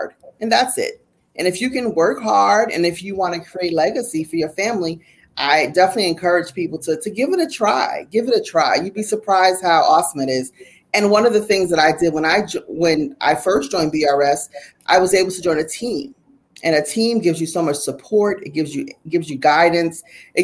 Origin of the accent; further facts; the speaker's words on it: Jersey City, New Jersey, United States; when I was a little girl, growing up in Jersey City, New Jersey